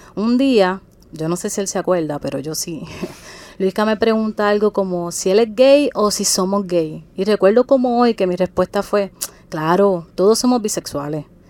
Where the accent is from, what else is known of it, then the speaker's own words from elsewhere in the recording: Guayama, Puerto Rico; yo soy de Guayama